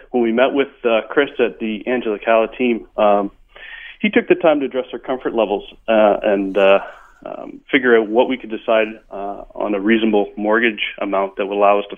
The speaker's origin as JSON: {"language": "English", "region": "Ontario", "country": "Canada", "moved": "as an adult", "lives_now": "Vancouver, Canada", "said": "we came from Ontario housing in Ontario is considerably less than it is in Vancouver."}